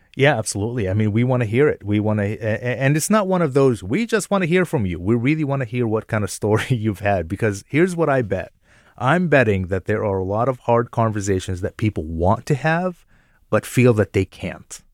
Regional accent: Jordan; also born or lived in upstate New York, United States; now in United States; I'm a Palestinian American, but I was born and raised in Jordan

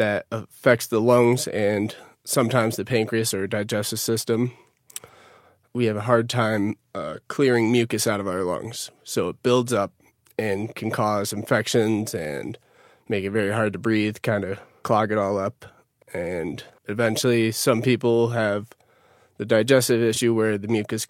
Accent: Utica, New York, United States; moved away as an adult; now in Denver, United States; I'm originally from Utica, New York. I just moved to Denver.

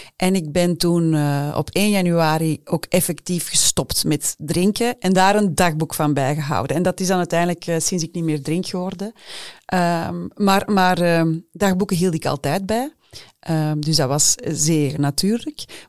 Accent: Flanders, Belgium; Bij ons in Vlaanderen

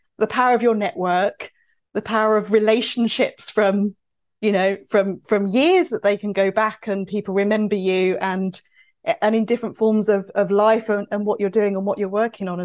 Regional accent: Cambridge, East of England, United Kingdom; moved away; I'm originally from Cambridge. I have a network in Cambridge

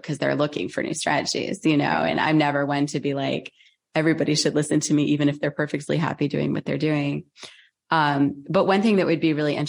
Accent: United States; I grew up in America. I'm an American. I live in the Northeast

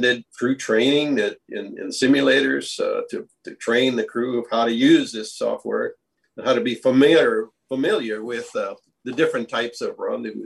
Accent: Hawaii, United States; moved away as an adult; also born or lived in Cincinnati, Ohio; now in Texas, United States; I grew up in Hawaii

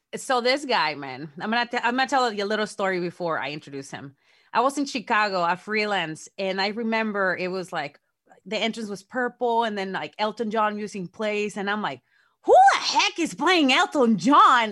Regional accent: Mexico; moved away; me growing up in Mexico with exoticos

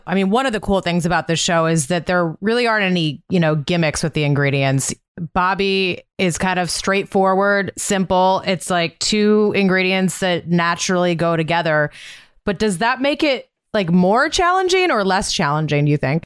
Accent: Montana, United States; born or raised there

